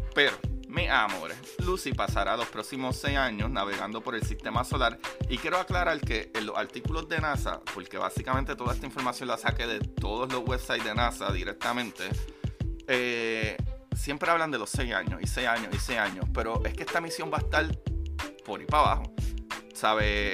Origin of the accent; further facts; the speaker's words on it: Puerto Rico; yo soy puertorriqueño, yo no digo hablar, yo digo hablar